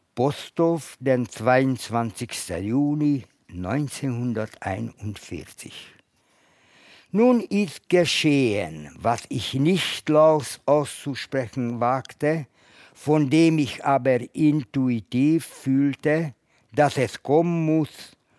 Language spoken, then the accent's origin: German; Budapest, Hungary; moved away; Ich komme aus Ungarn, aus Budapest.